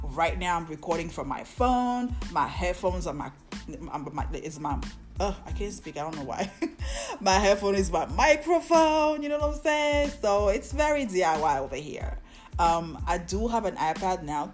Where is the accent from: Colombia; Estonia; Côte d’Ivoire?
Côte d’Ivoire; I'm West African. I'm from the Ivory Coast.